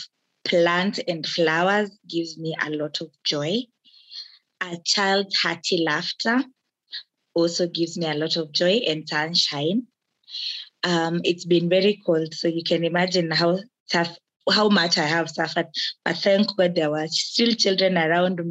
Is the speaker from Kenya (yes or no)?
yes; Kenya; I am a Kenyan and an active citizen